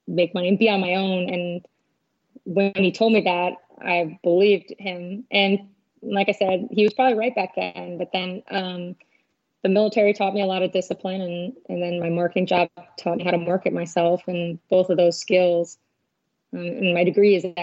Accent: Chicago, Illinois, United States; also born or lived in Arkansas; now in San Diego, United States; I'm originally from Chicago, Illinois

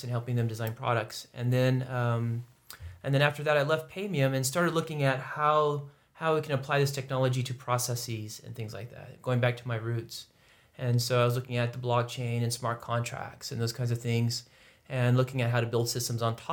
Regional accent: California, United States; I come from California and started in California working about 10 years

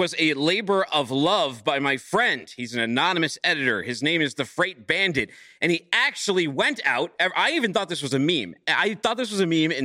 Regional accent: Chattanooga, Tennessee, United States; out here in Chattanooga, my hometown

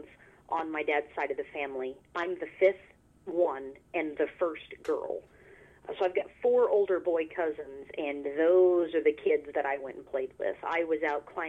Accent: near Fort Leonard Wood, south central Missouri, United States; I grew up in a little itty-bitty town in south central-ish Missouri called Lakeway

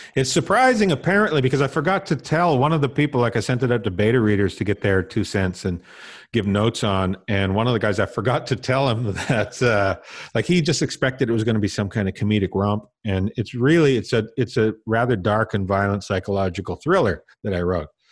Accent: Tisdale, Saskatchewan, Canada; moved away; also born or lived in Vancouver; I was born and raised in Tisdale, Saskatchewan

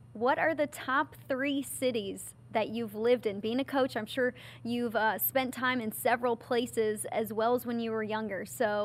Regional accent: Chicago, Illinois, United States; now in Buffalo, United States; I grew up in Chicago

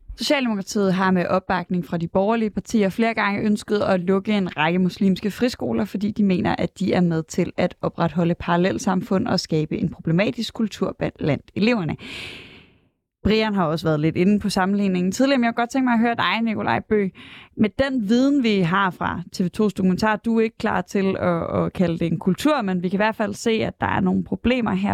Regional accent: Aarhus, Central Denmark Region, Denmark; jeg er fra Aarhus

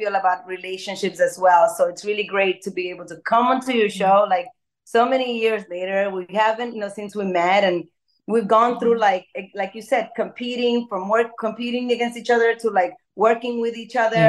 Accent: Dominican Republic; growing up in Dominican Republic

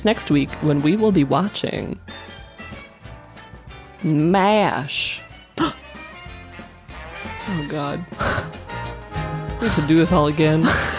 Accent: Colorado, United States; I've heard so many in museums growing up in Colorado.

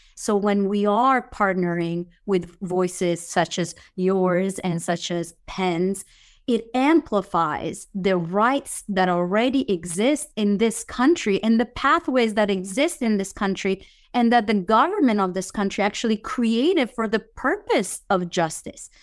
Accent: Italy; moved away; I was born and raised in Italy, but I have nothing Italian in my blood. I'm fully Iranian.

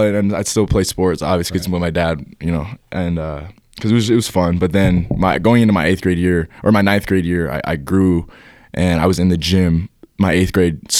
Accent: Highland, Utah, United States; born or raised there; also born or lived in Washington, D.C. / Lehi, Utah

